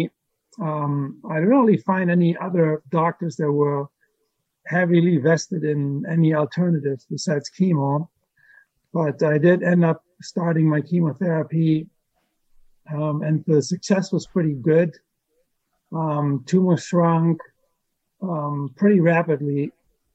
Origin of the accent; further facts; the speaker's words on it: Germany; moved away as an adult; From Germany.